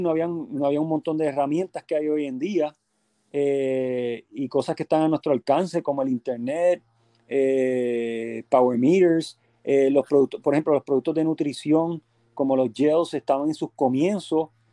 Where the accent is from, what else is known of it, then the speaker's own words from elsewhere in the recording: Puerto Rico; moved away as an adult; also born or lived in Berkeley, California, United States; yo básicamente vine aquí a Puerto Rico por un periodo de, luego que me gradué, vine por un periodo de un año y medio y rápido me regresé a Estados Unidos